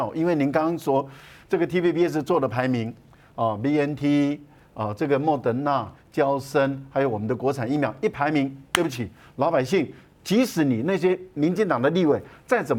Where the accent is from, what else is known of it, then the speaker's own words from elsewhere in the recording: Taiwan; 第二个呢，你也没有理由用我们台湾人的生命。